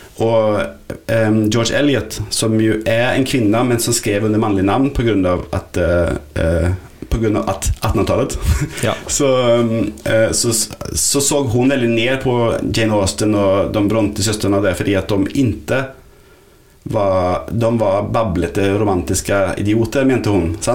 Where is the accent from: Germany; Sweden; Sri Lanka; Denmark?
Sweden; Norwegian is a second language; now in Norway; jeg er svensk.